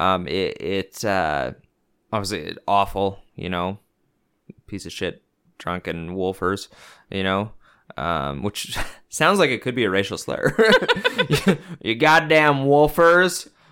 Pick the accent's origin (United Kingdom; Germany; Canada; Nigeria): Canada; as a Canadian